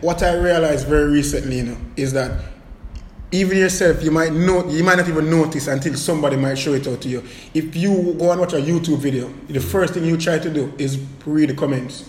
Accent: Portmore, Saint Catherine, Jamaica; as a youth growing up in Waterford

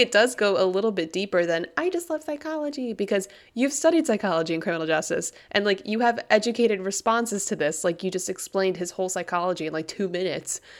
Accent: United States

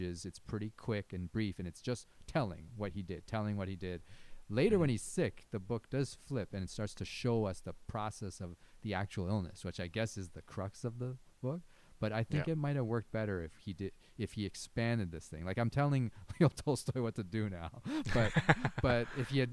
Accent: Canada; you and I have grown up in Canada

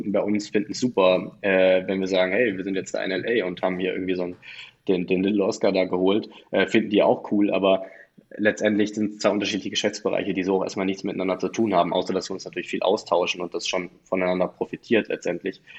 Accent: Tübingen, Baden-Württemberg, Germany; ich komme eigentlich aus Tübingen, ich komme nicht aus München

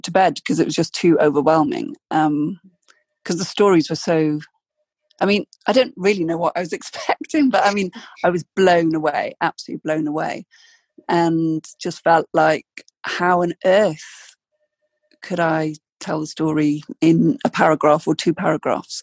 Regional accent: South Wales, United Kingdom; moved away as an adult; also born or lived in London; now in Oxford, United Kingdom; I was brought up in South Wales

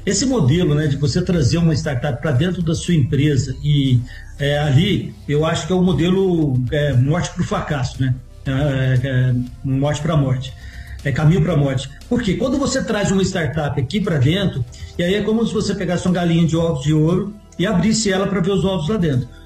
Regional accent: Minas Gerais, Brazil; sendo mineiro, a gente come quieto

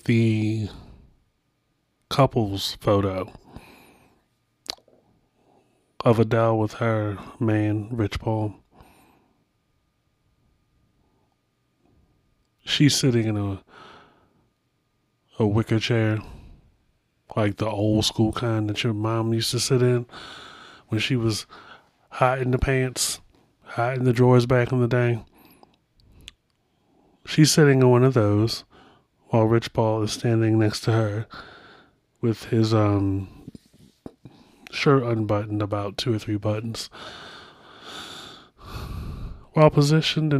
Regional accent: Baltimore, Maryland, United States; my hometown

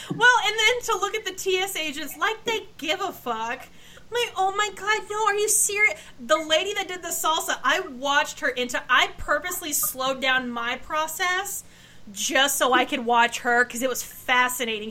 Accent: Pacific Northwest, United States; moved away; also born or lived in Texas; I grew up in the Pacific Northwest, lived in Texas

